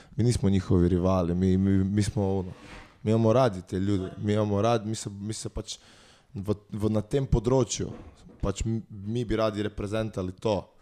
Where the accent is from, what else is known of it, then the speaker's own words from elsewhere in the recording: Bela krajina, Slovenia; Mi nismo dolenska, mi smo bila krajna